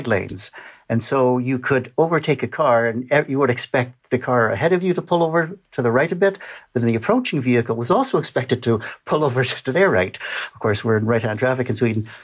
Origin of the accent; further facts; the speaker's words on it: Western Canada, Canada; moved away; I'm a Canadian by birth, grew up in Western Canada